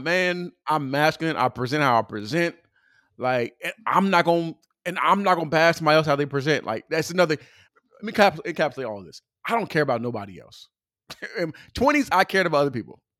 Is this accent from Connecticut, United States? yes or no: no; California, United States; I'm from California